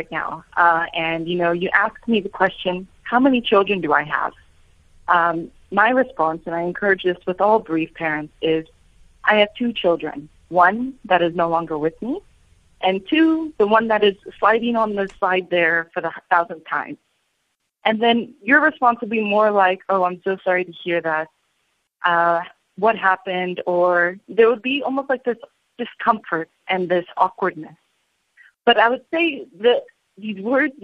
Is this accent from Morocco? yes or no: no; United States; accent: American; my American accent